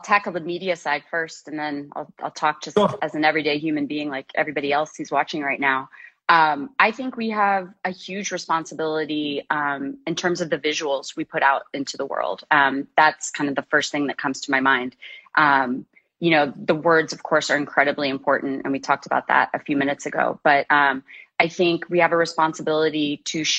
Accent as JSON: {"language": "English", "town": "Kansas City", "country": "United States", "tie": "born or raised there", "said": "I grew up in the Midwest in Kansas City playing sports, basketball, tennis, and soccer."}